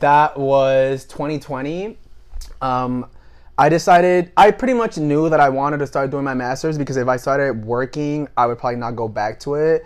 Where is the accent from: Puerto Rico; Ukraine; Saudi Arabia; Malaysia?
Puerto Rico; moved away as an adult; also born or lived in Washington, District of Columbia, United States; I was born and raised in Puerto Rico